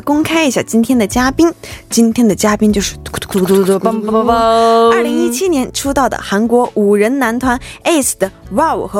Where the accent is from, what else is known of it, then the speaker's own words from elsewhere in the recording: China; 我身为一个中国人，